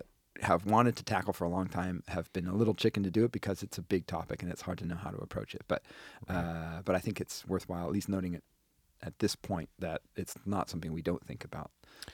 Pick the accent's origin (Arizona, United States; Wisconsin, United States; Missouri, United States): Wisconsin, United States; moved away; When I was growing up in Wisconsin.